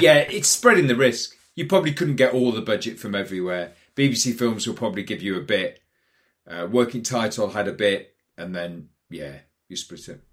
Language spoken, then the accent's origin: English; Newcastle upon Tyne, North East England, United Kingdom; I was growing up in Newcastle